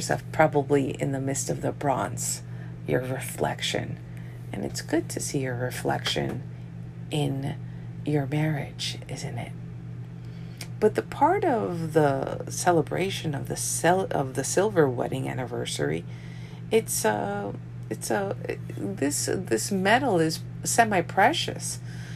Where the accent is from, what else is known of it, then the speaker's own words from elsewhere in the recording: New York, United States; I'm from New York. My parents are from Colombia, South America